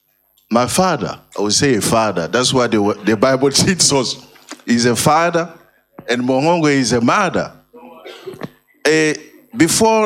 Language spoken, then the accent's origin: English; France; English is a second language; I'm a Frenchman